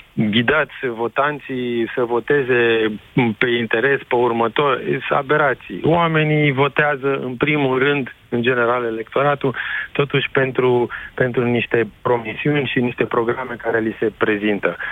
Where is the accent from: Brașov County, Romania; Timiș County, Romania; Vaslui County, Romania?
Timiș County, Romania; Timișoara; sunt timișorean